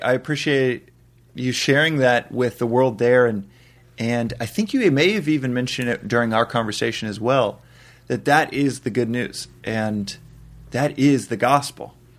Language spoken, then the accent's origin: English; Texas, United States; Texas, I mean, Bible Belt, Texas